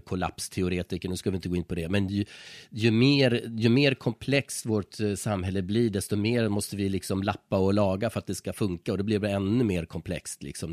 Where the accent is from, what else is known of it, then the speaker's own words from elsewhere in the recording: Iggesund, Gävleborg County, Sweden; jag är själv från en brukssamhälle, mm. Iggesund mm. i Hälsingland, en mm. mil från Hudiksvall